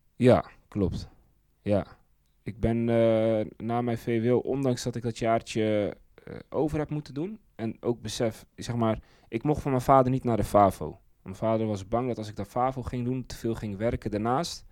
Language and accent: Dutch; Zeist, Utrecht, Netherlands; bij ons in Zeist